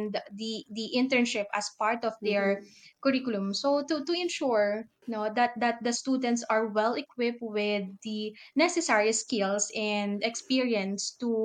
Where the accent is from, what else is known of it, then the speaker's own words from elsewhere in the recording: Philippines; I am Filipino